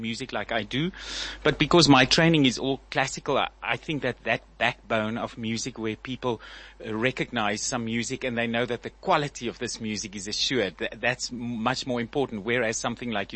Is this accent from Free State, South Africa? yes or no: yes; Bloemfontein, Free State, South Africa; I was born in Bloemfontein.